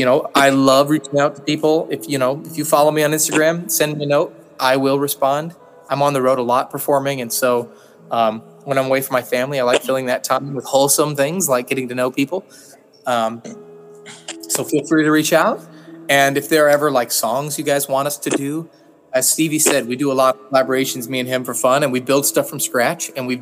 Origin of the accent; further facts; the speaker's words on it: United States; I'm American